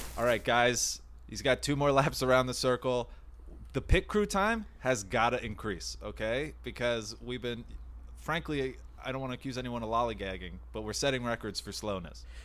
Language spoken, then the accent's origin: English; New Jersey, United States; moved away; I'm from the East Coast initially